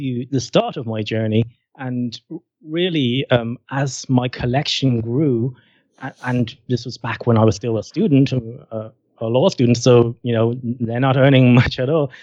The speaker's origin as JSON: {"language": "English", "country": "Ireland", "said": "I'm from Ireland, I'm Irish"}